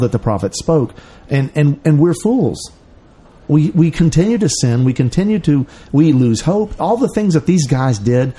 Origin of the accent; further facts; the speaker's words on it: Memphis, Tennessee, United States; Memphis, Tennessee, home of Elvis